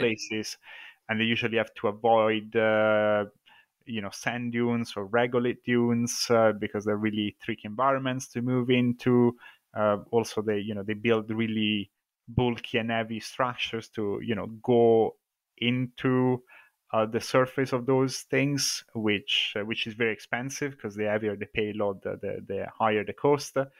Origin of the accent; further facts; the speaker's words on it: Italy; moved away as an adult; now in Scotland, United Kingdom; as you can probably tell from my accent, I'm originally from Italy, but I've been in Scotland for the last, uh, fourteen years.